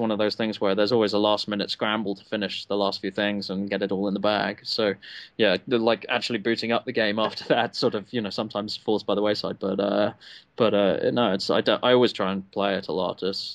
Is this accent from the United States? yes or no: no; England, United Kingdom; We didn't have G.I. Joe in England when I was growing